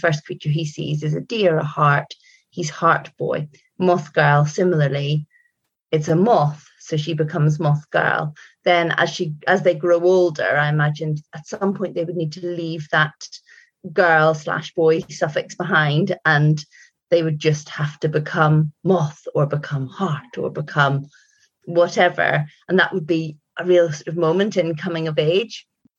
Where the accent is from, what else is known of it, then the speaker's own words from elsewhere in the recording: Northern Ireland, United Kingdom; I grew up in Northern Ireland, spent a lot of time on the North Coast. That was where I had my youngest years.